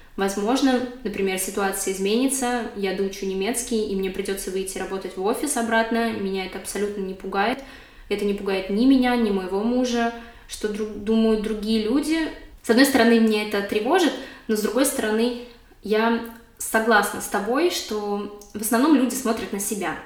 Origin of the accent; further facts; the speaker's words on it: Moscow, Russia; moved away as an adult; now in Berlin, Germany; я родилась и выросла в Москве